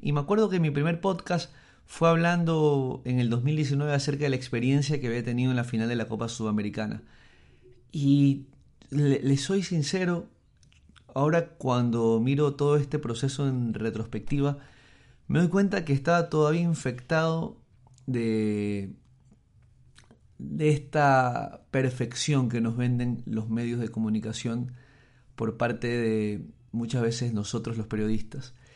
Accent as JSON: {"language": "Spanish", "town": "Guayaquil", "region": "Guayas", "country": "Ecuador", "said": "Soy de la costa, soy, soy guayaquileño, a pesar de que muchos piensan que soy de Chone."}